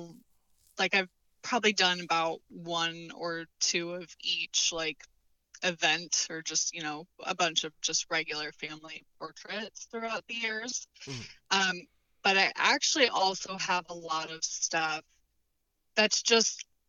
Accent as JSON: {"language": "English", "region": "Nebraska", "country": "United States", "tie": "born or raised there", "said": "I've always lived in Nebraska"}